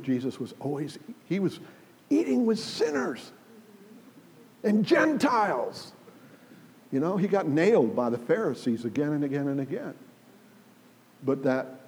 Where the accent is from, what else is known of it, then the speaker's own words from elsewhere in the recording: United States; moved away as an adult; also born or lived in England; I'm an American